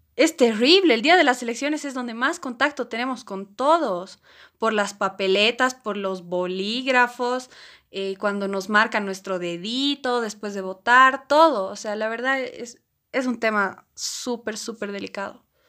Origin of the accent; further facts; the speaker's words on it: Bolivia; como boliviana